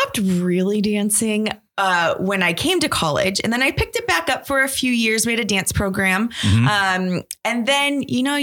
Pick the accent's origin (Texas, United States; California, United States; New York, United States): New York, United States; Buffalo; I was born and raised in Buffalo, so I am true and true a Bills fan